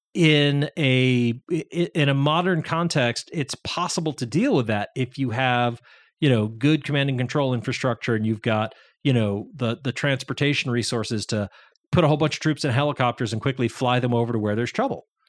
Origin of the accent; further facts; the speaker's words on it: Massachusetts, United States; I'm from Massachusetts